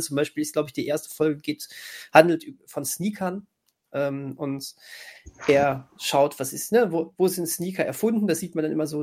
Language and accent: German; Germany; für uns Deutsche